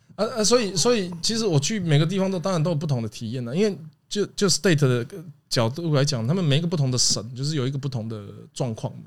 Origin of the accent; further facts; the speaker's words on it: Taiwan; 我们西部是海